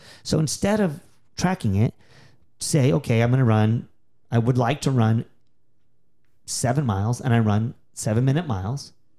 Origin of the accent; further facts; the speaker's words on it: Texas, United States; also born or lived in Philadelphia, United States; We moved from the Northeast, from Philadelphia area, from Pennsylvania area, to Texas. I started running much more seriously. I was like 7 years old